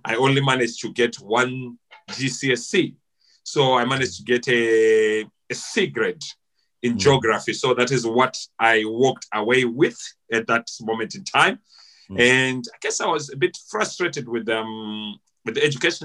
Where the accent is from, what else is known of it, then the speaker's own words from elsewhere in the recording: Harare, Zimbabwe; also born or lived in Chinhoyi, Zimbabwe; I was born in Chinoy, but I grew up, my parents moved to Harare, I think sometime around 1984-85. So I grew up in Glenora.